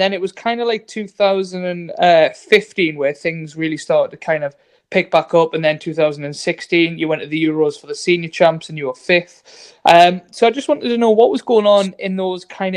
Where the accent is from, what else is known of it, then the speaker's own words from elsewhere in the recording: United Kingdom; I was the third Brit